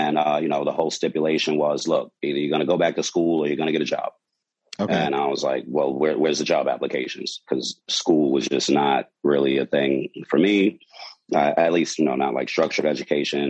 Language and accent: English; New York City, New York, United States; back when I was about 16, you know, growing up in Brooklyn